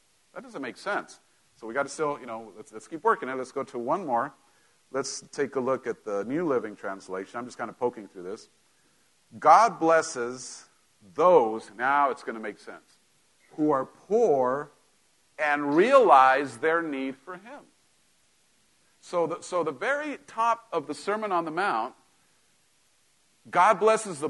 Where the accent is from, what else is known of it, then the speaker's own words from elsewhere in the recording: Mexico; moved away; growing up in Mexico, we, you know, my parents weren't broke, but we didn't have, you know, you didn't just go buy stuff like up here